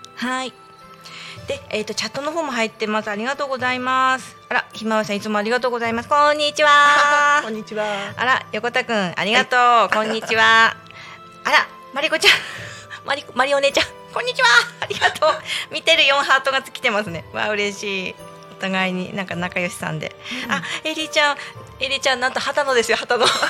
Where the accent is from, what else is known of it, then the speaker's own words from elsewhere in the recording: Tako, Chiba, Japan; moved away as an adult; now in Namegata, Japan; 私あの多古町出身でね多古町育ち